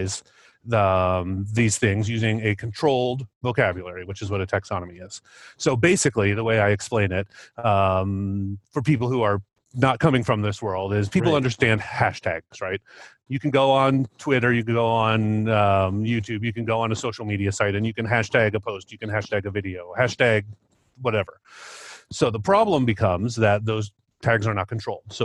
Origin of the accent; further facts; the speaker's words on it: Cedar Rapids, Iowa, United States; now in Albuquerque, United States; I grew up in Eastern Iowa in Cedar Rapids and spent plenty of time in Iowa City